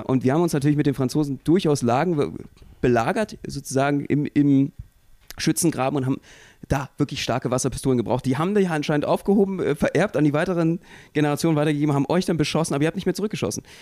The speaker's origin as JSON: {"language": "German", "region": "Berlin", "country": "Germany", "said": "als Berliner"}